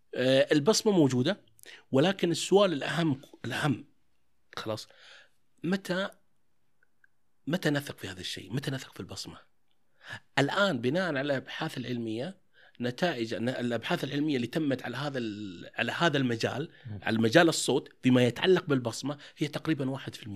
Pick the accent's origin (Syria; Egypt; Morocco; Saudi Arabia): Saudi Arabia; Taif, Makkah Province; عندنا احنا انا من الطائف